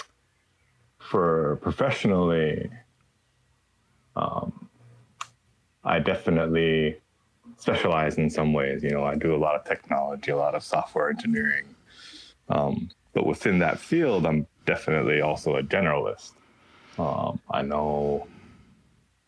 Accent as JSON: {"language": "English", "region": "Hawaii", "country": "United States", "tie": "born or raised there", "said": "grow up here in a place where there is so much knowledge"}